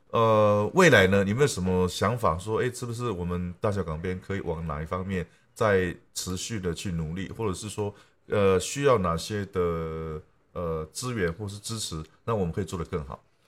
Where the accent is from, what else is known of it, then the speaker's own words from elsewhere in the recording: Taitung County, Taiwan; 我是台东人